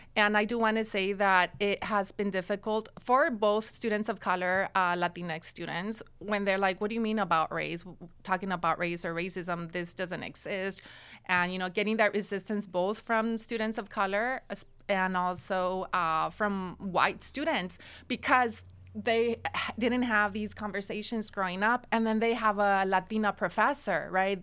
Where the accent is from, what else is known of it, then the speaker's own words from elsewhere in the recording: Watsonville, California, United States; I grew up in Watsonville, which is only twenty-five minutes from Santa Cruz